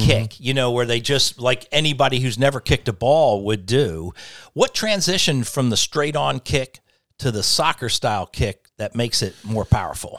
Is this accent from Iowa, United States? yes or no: no; Delaware, United States; grew up in Delaware